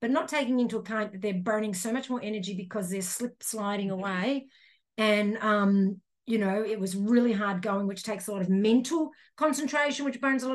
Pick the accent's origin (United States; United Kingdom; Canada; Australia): Australia; Melbourne, Victoria; We're from Melbourne